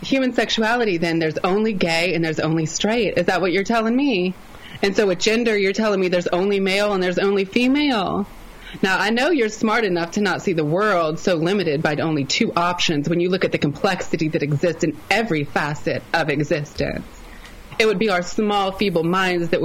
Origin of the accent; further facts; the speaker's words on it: the South, United States; accent: Southern; I'm from the South, if you couldn't tell from my accent